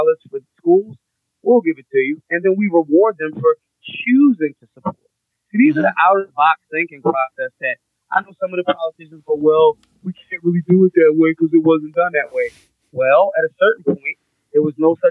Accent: Philadelphia, Pennsylvania, United States; I'm a Philadelphian

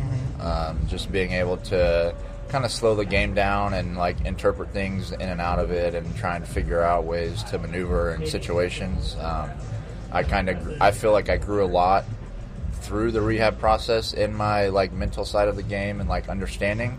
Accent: Texas, United States; moved away as an adult; now in Los Angeles, United States; I'm definitely a Texan

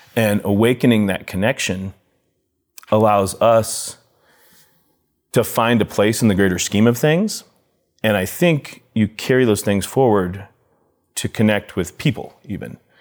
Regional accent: Telluride, Colorado, United States; growing up in Telluride

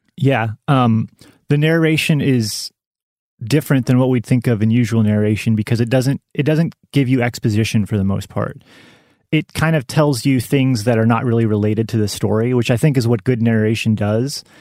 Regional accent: Western Kansas, United States; moved away; I'm originally from Western Kansas, small town in Western Kansas.

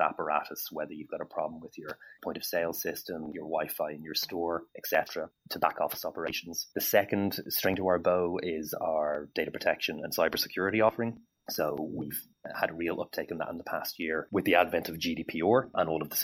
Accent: Ireland; as an Irishman

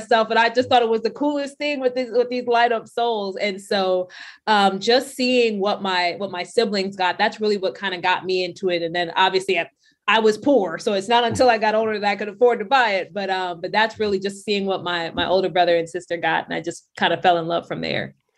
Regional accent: New York City, New York, United States; we grew up poor, so there wasn't a whole lot of, a lot of sneakers that we were getting. My sneakers were coming from Payless and Stride Right in Brooklyn, so I'm from Brownsville, Brooklyn.

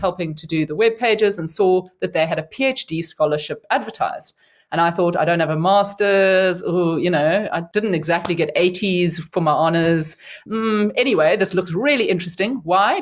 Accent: Cape Town, Western Cape, South Africa; I grew up in Cape Town, and so was, you know, um, in my home city for my undergrad degree

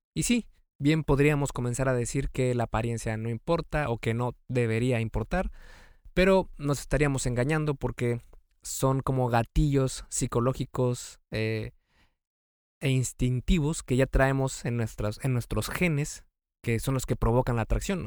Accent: Mexico; yo soy de México

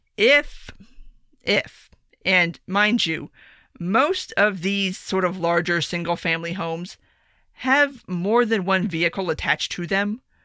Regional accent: South Florida, United States; I grew up in South Florida

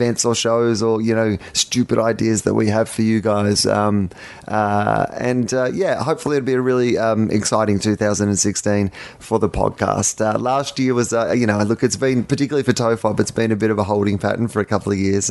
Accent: Sydney, New South Wales, Australia; Sydney, particularly my hometown

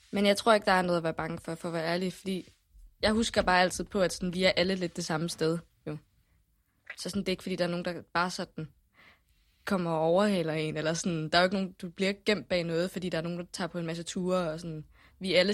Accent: Jutland, Denmark; Specielt når du kommer som jyde, ikke?

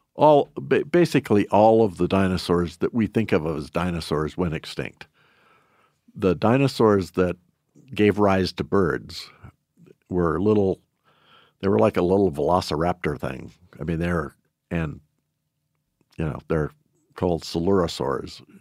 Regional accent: Shelby, Montana, United States; I was born and raised in Shelby

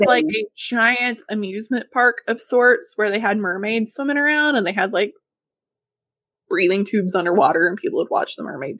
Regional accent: Arkansas, United States; now in Texas, United States; Growing up in Arkansas, though, it's like you didn't have the opportunities.

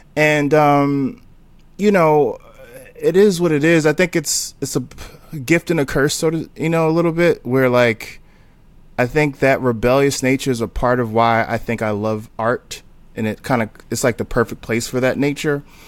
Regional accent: Newark, New Jersey, United States; also born or lived in Texas; now in Brooklyn, United States; I'm from Newark, New Jersey.

